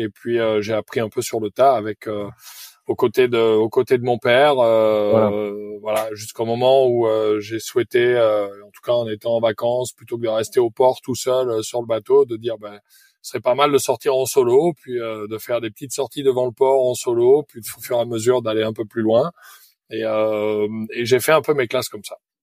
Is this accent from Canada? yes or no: no; Périgueux, Nouvelle-Aquitaine, France; Je suis originaire de Périgueux, en Dordogne